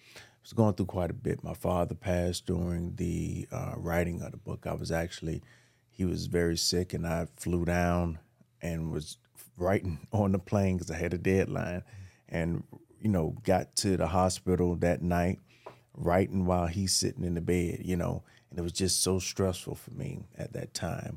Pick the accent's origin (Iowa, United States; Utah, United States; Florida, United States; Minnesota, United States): Florida, United States; Miami; I was born in Liberty City.